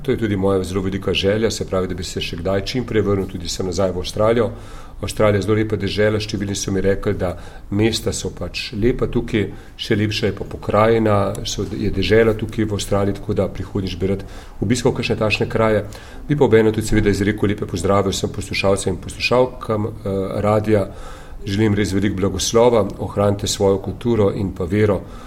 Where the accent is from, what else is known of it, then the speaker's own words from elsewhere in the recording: Ljubljana, Slovenia; sem porodil iz Ljubljane, iz Bižigrada